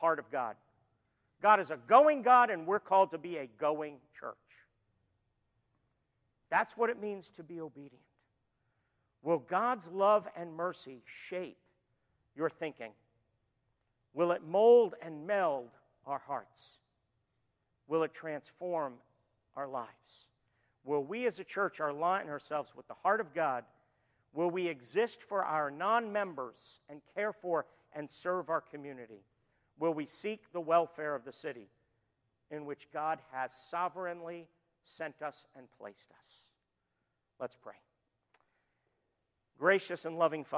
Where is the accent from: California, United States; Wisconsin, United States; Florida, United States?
Florida, United States; moved away; we're from Florida